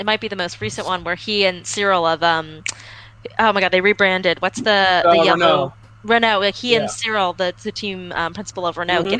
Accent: Miami, Florida, United States; I was born and raised in Miami.

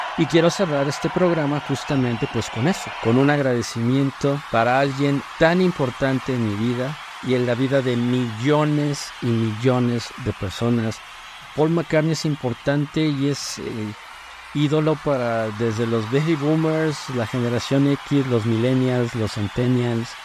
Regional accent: Mexico

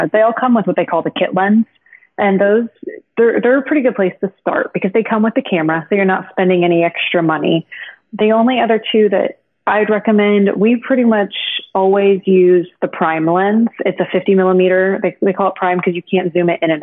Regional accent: Florida, United States; now in Texas, United States; I was born and raised in Florida, Florida girl through and through. I'm in Texas right now

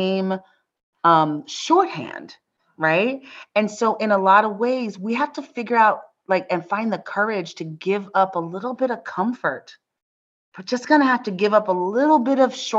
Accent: United States; as an American

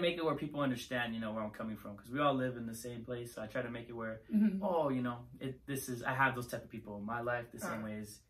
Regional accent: California, United States; I was born in Chino Hills.

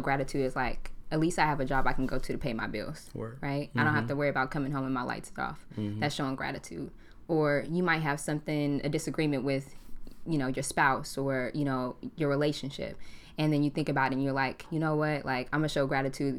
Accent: Portland, Oregon, United States; also born or lived in California; I'm a Portland native. I grew up in Portland.

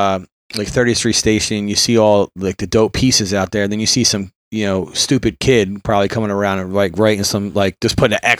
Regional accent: Philadelphia, Pennsylvania, United States; also born or lived in Bucks County, Pennsylvania; I grew up in Philly, then we moved to the suburbs.

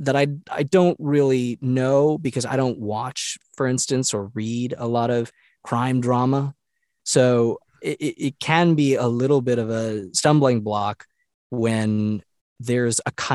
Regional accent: Rhode Island, United States; also born or lived in North Carolina; though I spent 10 years in North Carolina, I'm originally from New England. All my family's from Massachusetts and Rhode Island. I was born in Rhode Island.

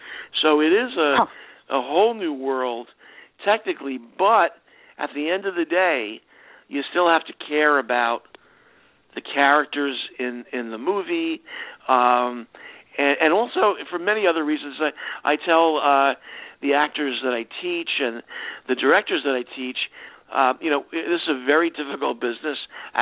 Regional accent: New York City, New York, United States; Well, you know, I, as a kid growing up in New York City, you know, that was before the days of video and Turner Classic Movies

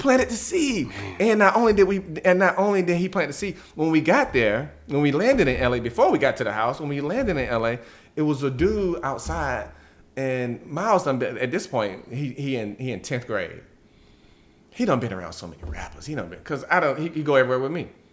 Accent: Georgia, United States; growing up in Georgia

